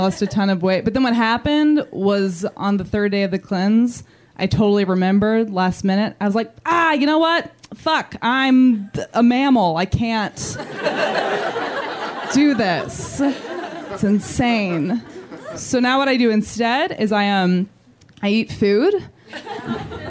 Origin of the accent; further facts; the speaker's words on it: Midwest, United States; now in Los Angeles, United States; I'm from the Midwest